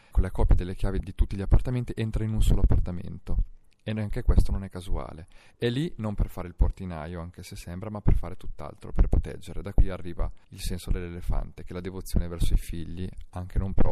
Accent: Rimini, Emilia-Romagna, Italy; now in Milan, Italy; Quella che mi dà Milano non è quella che mi dà Rimini, per cui in un certo senso siamo scissi noi che veniamo dalla Romagna ci trasferiamo come molti altri, tra virgolette, esuli.

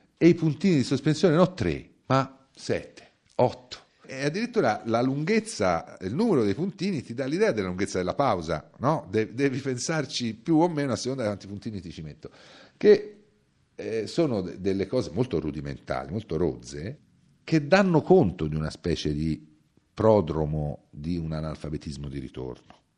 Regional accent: Tuscany, Italy; essere nato e cresciuto in Toscana

